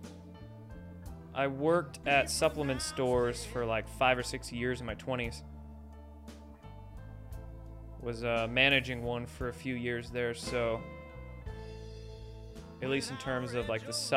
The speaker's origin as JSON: {"language": "English", "region": "Washington", "country": "United States", "tie": "born or raised there", "said": "I grew up in Washington"}